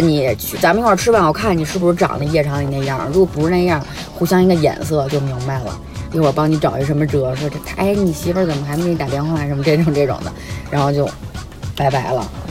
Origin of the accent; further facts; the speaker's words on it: Beijing, China; accent: Beijing accent; 我们的北京腔